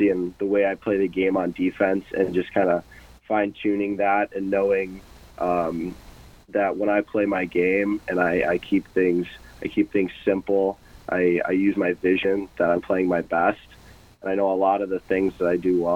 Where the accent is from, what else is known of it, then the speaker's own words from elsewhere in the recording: Michigan, United States; now in Omaha, United States; I'm from Michigan, which is a bit of a hockey hotbed